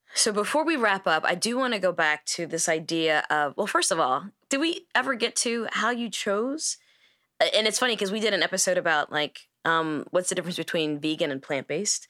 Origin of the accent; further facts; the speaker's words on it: United States; as an American